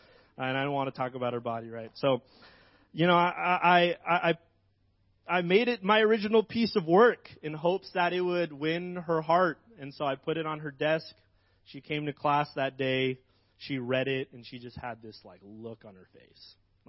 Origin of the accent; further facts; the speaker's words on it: Philippines; moved away; I'm an immigrant from the Philippines.